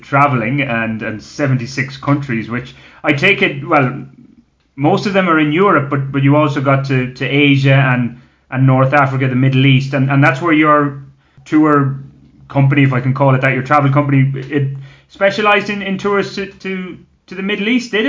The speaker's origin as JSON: {"language": "English", "country": "Ireland", "moved": "yes", "lives_now": "Colombia", "said": "as an Irishman"}